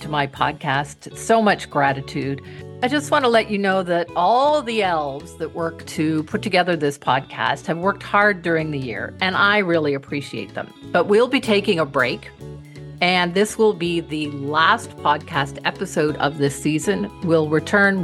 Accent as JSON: {"language": "English", "country": "Canada", "said": "I am from Canada"}